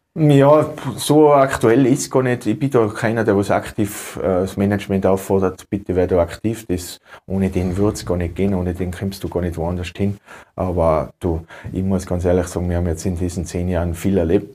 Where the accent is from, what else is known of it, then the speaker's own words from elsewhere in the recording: Tyrol, Austria; Ich bin in Tirol zu Hause, äh, Tirol ist mein Heimatland, ich liebe das Land über alles